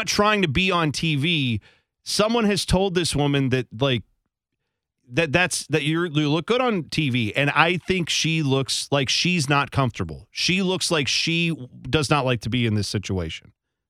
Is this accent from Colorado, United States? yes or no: no; Ohio, United States; no, we're from Ohio.